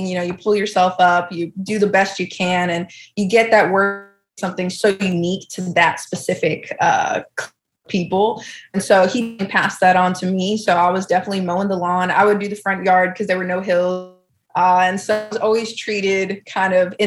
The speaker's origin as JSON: {"language": "English", "area": "South Shore", "region": "Massachusetts", "country": "United States", "tie": "born or raised there", "said": "I'm actually from a small town in Massachusetts, so on the South Shore"}